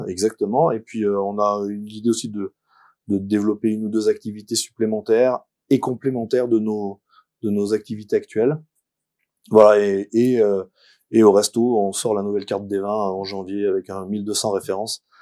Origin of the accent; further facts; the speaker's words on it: Romans-sur-Isère, Auvergne-Rhône-Alpes, France; also born or lived in Paris; now in Valence, France; je suis né à Romans, sur Isère, et je travaille à Paris.